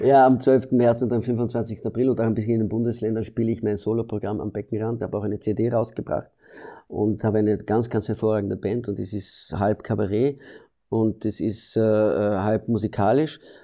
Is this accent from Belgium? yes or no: yes; Belgium; moved away as an adult; now in Austria; ich komme aus Belgien, ich bin in Belgien geboren und ich habe in Belgien maturiert